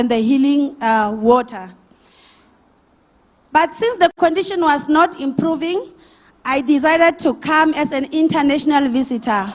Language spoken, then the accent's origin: English; Steelpoort, Limpopo, South Africa; also born or lived in Grootvlei; I'm originally from Grootvlei, but my hometown is in Limpopo, Stilpoort